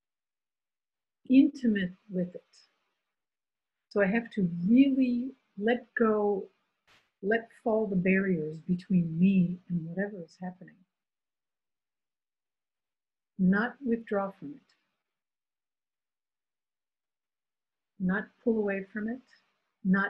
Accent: United States; now in France; I am American and live in France

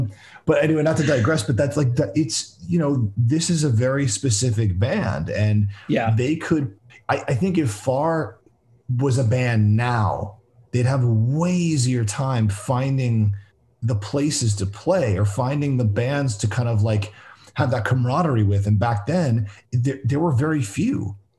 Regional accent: South Florida, United States; Like I remember growing up in South Florida

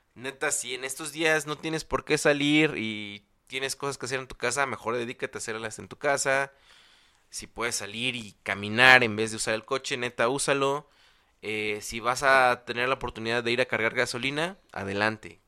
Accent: State of Mexico, Mexico; also born or lived in Chalco; en el Estado de México, de donde yo soy

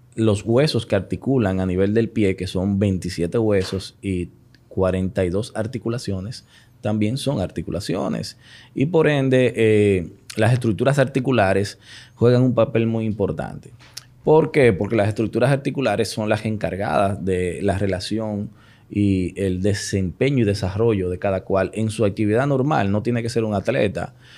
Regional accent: Santiago de los Caballeros, Santiago, Dominican Republic; also born or lived in Florida; now in Santo Domingo, Dominican Republic; yo soy oriundo de Santiago, Los Caballeros.

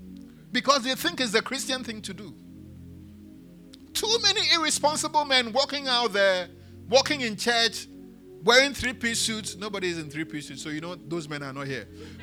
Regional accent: Elmina, Central Region, Ghana; born there; English is a second language; I was born in Elmina.

